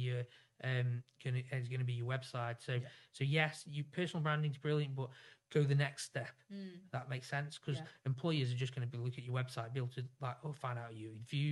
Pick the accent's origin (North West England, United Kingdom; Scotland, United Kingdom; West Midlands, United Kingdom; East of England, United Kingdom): West Midlands, United Kingdom; Stoke-on-Trent; I come from Stoke